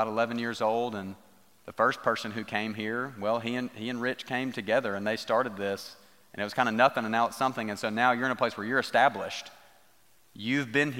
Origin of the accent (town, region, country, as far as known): United States